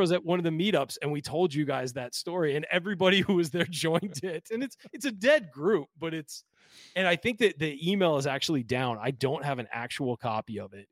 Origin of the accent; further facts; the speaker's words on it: California, United States; moved away; I'm from California, and I'll never be a true Hoosier